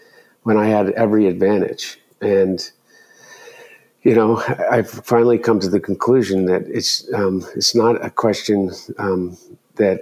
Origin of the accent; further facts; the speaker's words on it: Delaware, United States; growing up in Delaware